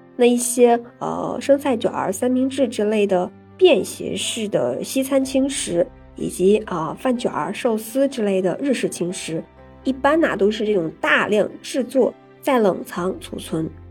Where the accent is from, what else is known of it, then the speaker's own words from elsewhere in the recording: China; 我们中国人